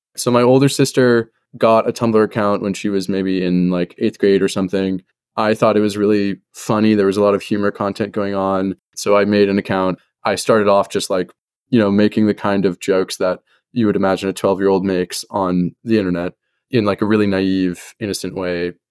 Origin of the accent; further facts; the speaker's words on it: Los Angeles, California, United States; moved away as an adult; also born or lived in Northwest US; I was born and raised in Los Angeles, and now I go to school at a liberal arts college in the Northwest.